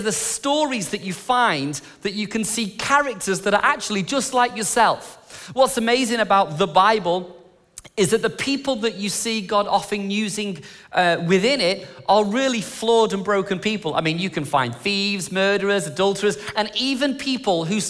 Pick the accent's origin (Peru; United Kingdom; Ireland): United Kingdom; England; moved away; I'm English